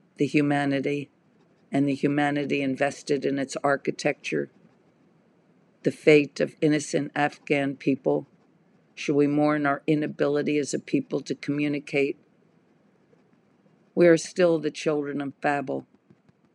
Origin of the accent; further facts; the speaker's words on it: United States; I am an American artist